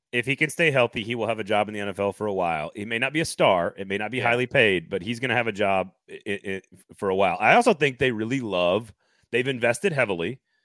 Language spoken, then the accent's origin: English; Austin, Texas, United States; now in Nashville, United States; when you grow up in Austin in middle school playing football, especially like I did